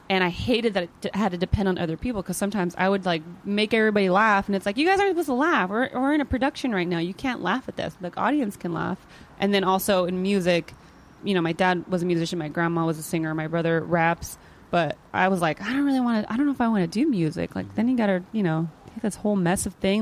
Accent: Modesto, California, United States; now in Los Angeles, United States; I'm from Northern California. It's the Central Valley, Modesto.

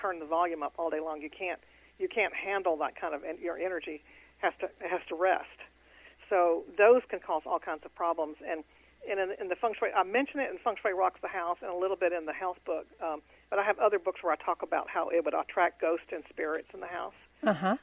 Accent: Houston, Texas, United States; I'm in Houston. That's my hometown.

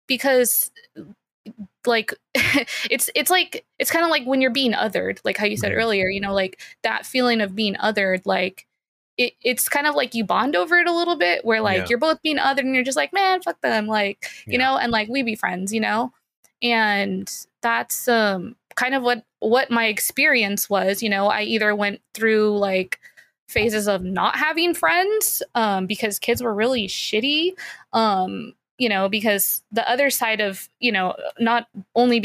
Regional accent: San Diego, California, United States; I grew up in San Diego. I was born and raised in San Diego

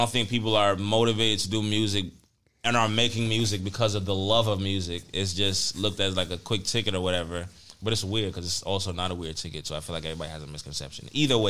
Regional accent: New York City, New York, United States; I'm from the Bronx.

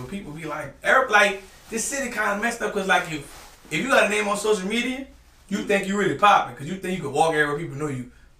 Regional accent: New Orleans, Louisiana, United States; Like, I'm from New Orleans.

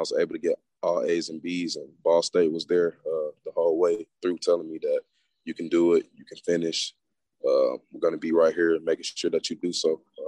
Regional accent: East Point, Georgia, United States; now in Locust Grove, United States; Well, people that don't know, I'm from Atlanta, Georgia. It's the 404. I'm actually from East Point, College Park area, but like I moved around a lot as a kid, so I pretty much lived everywhere.

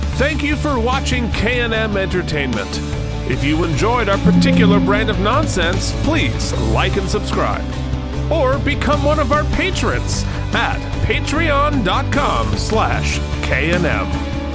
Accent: Vermont, United States; moved away as an adult; now in New York City, United States; a teenager growing up in Vermont, right, in, you know, like, middle class Vermont

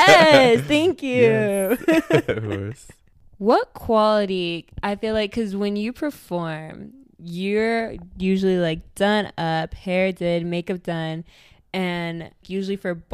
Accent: Syracuse, New York, United States; now in Austin, United States; I moved here to Austin to go to school at UT, because I came from New York. I came from Syracuse.

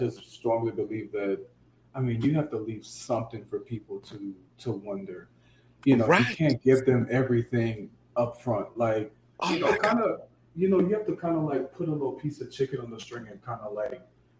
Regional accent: Louisiana, United States; moved away as an adult; now in Houston, United States; I'm originally from Louisiana. I've been living in Houston for about 10 years.

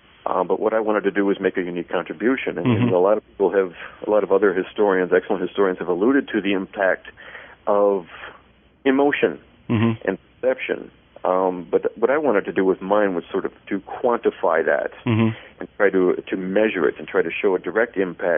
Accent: Grand Rapids, Michigan, United States; born there; Well, I was born here in Grand Rapids, Michigan, here on the west side of the state

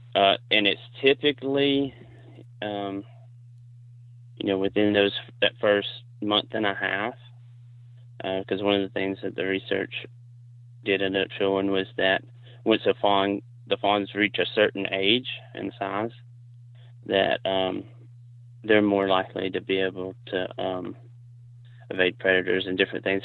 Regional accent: Alabama, United States; also born or lived in South Carolina; I'm from Alabama. I currently live on the Warrior River.

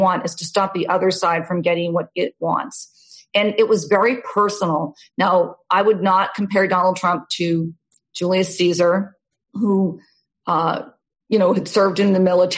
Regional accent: Massachusetts, United States; moved away as an adult; also born or lived in Newton, Massachusetts / New York / Newport, Rhode Island / California; I grew up in Massachusetts

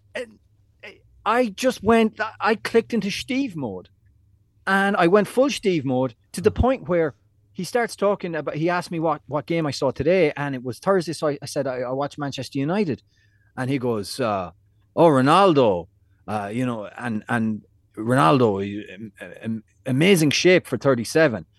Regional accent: Ireland; moved away as an adult; now in New York City, United States; back in Ireland, when I was going to school or college or into town

